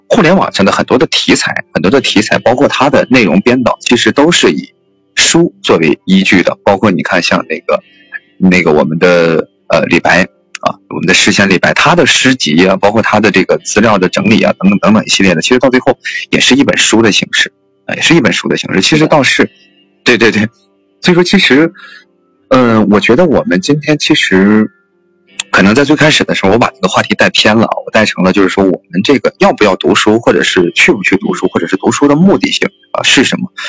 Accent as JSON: {"language": "Chinese", "region": "northern China", "country": "China", "said": "我是一个地地道道的这个北方人"}